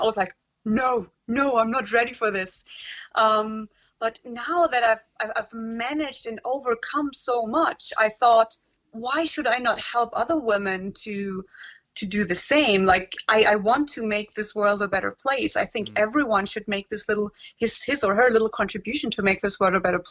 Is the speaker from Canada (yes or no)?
no; Germany; also born or lived in Transylvania, Romania; now in Heidelberg, Germany; I was born there, but my parents sort of like went back to Germany when I was very little, just 1 year old. Mm. So I grew up here in Germany.